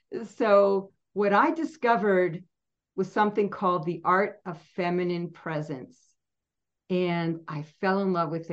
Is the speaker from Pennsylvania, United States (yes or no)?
yes; Pennsylvania, United States; I grew up in Pennsylvania and we were 3.5 hours from New York City.